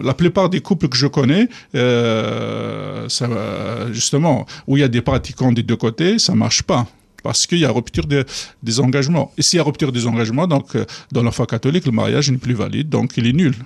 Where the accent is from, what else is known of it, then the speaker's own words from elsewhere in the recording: Kabylie, Algeria; moved away as an adult; now in France; quand je suis arrivé d'Algérie